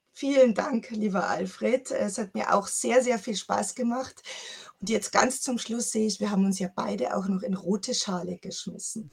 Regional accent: Chiemsee, Bavaria, Germany; ich bin am Chiemsee groß geworden

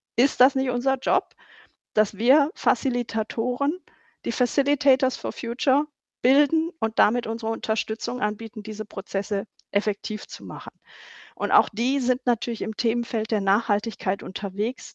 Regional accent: Stuttgart, Baden-Württemberg, Germany; moved away as an adult; now in North Rhine-Westphalia, Germany; Ich bin in Stuttgart aufgewachsen

